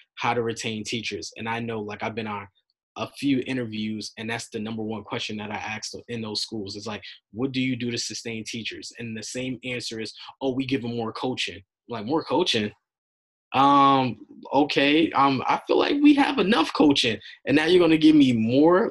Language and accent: English; New York, United States; I'm from New York